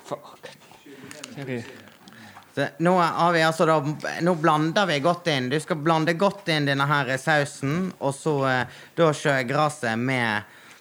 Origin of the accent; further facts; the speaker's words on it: Naustdal, Vestland, Norway; jeg er fra Naustdal